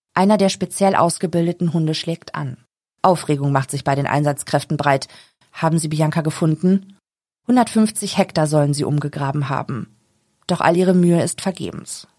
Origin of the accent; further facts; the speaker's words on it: Augustdorf, North Rhine-Westphalia, Germany; also born or lived in Detmold; Die ersten Jahre meines Lebens habe ich in Augursdorf gewohnt. Die Gemeinde gehört zum Kreis Lippe